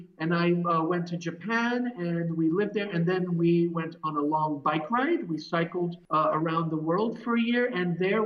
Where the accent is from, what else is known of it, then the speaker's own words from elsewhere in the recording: Switzerland; moved away as an adult; also born or lived in Boston / San Francisco; I'm originally from Switzerland